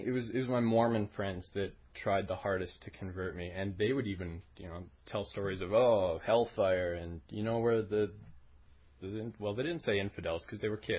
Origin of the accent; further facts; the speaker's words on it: Alberta, Canada; growing up in Alberta around the age of 10 and 12